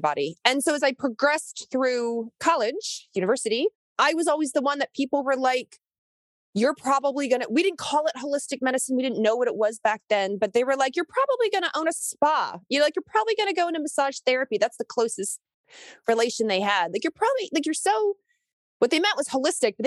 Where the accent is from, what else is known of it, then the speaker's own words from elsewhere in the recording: Kentucky, United States; moved away; I grew up in Kentucky. I wasn't born there, but I was raised there for a number of years.